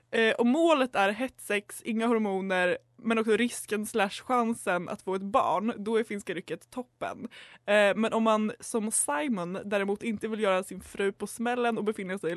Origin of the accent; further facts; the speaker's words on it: Umeå, Västerbotten County, Sweden; och jag kommer från Umo och är sexualupplysare